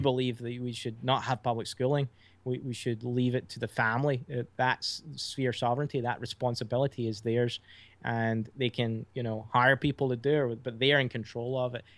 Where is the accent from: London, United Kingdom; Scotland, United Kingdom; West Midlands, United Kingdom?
Scotland, United Kingdom; moved away as an adult; now in United States